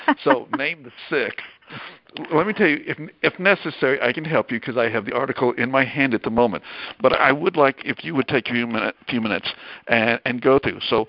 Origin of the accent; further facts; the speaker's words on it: Arkansas, United States; my home state of Arkansas.